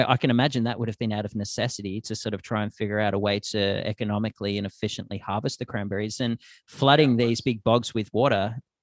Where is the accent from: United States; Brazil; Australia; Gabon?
Australia; Because the bog has a totally different terminology back in Australia.